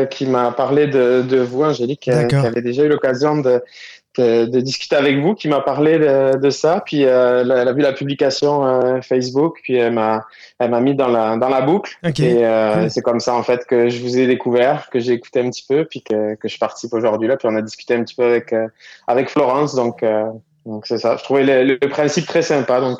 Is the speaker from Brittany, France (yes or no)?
no; Toulouse, Occitania, France; accent: Toulouse; now in Quebec, Canada; Exactement, ouais, j'ai un petit accent encore de mix toulousain